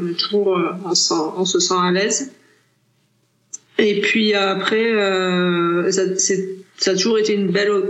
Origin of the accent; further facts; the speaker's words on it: France; peut-être en tant que Français, c'est parce que, déjà, moi, à l'époque, je parlais pas très bien anglais.